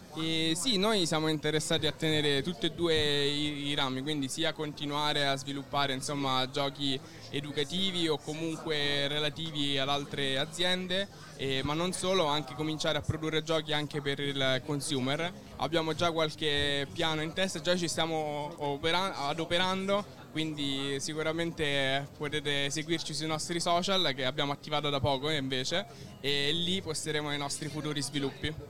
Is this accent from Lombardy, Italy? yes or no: no; Rome, Lazio, Italy; noi siamo di Roma